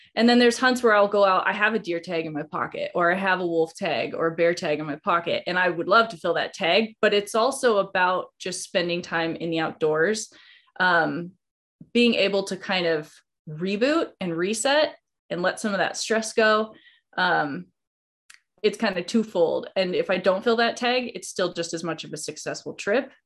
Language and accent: English; Idaho, United States; now in Montana, United States; I live in Montana, but I grew up in Idaho.